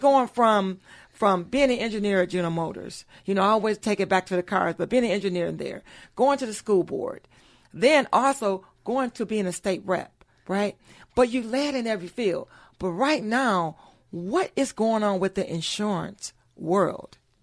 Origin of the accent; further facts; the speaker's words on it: Pontiac, Michigan, United States; born and raised in Pontiac, Michi-, Michigan